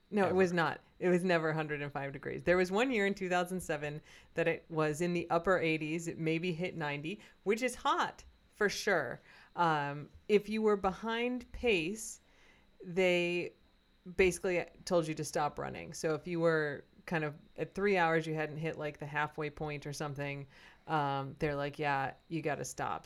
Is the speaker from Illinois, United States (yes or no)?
yes; Chicago, Illinois, United States; moved away; my hometown